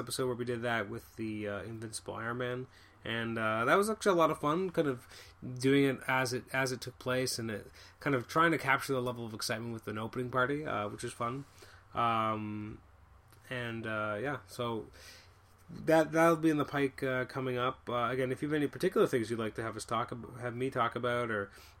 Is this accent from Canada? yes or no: yes; Canada; I'm from Canada